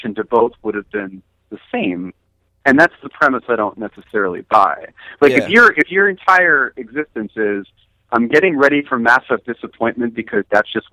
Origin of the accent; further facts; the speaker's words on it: New Jersey, United States; I'm from New Jersey